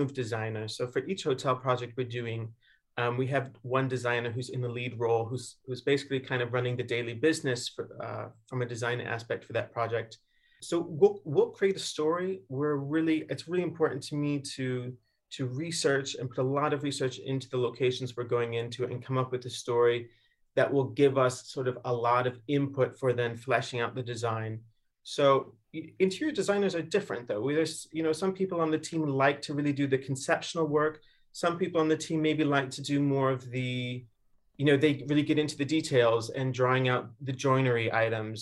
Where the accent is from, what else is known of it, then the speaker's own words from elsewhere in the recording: Chicago, Illinois, United States; moved away; I'm from Chicago originally, so walking along the lakeshore in Chicago